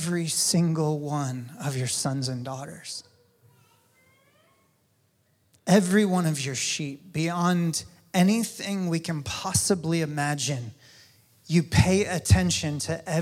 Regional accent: North Carolina, United States; now in Kansas City, United States; my home state, North Carolina

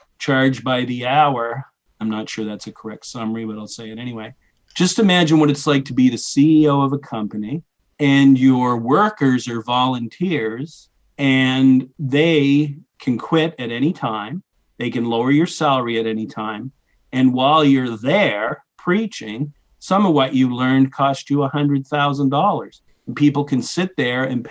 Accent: New Brunswick, Canada; moved away as an adult; also born or lived in Boston / Edinburgh, Scotland; I grew up in New Brunswick, Canada, which is north of Maine

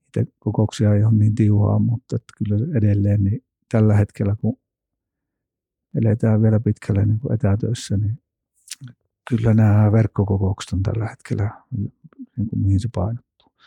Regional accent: Kinnula, Central Finland, Finland; mä oon Kinnolasta kotoisin.

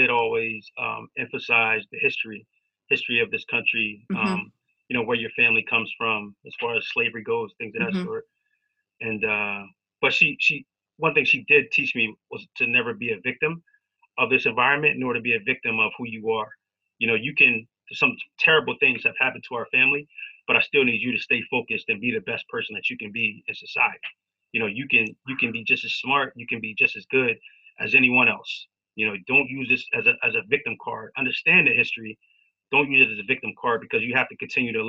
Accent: Wilmington, Delaware, United States; I grew up in Wilmington, Delaware

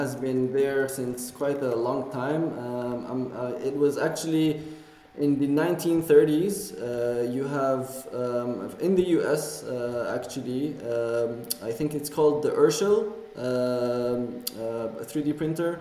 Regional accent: Amman, Amman Governorate, Jordan; moved away as an adult; I grew up in Jordan. That's my home country. I'm from the capital, Amman.

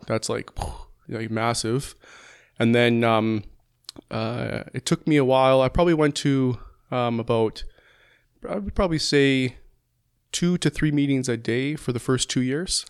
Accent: Calgary, Alberta, Canada; also born or lived in Langdon; I was born and raised in Calgary, lived there for the first fifteen years, then moved to Langdon

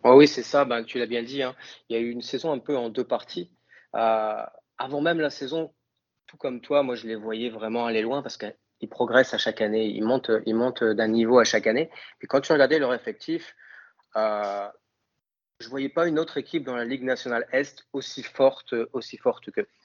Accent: north of France, France; accent: accent du nord de la France; moved away as an adult; now in Canada; j'ai gardé mon accent français, j'ai gardé mon accent du nord de la France

